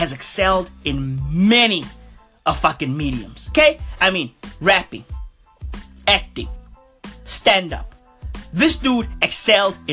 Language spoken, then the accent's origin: English; South Africa; I'm from South Africa. So, you know, I'm super proud to be from SA right now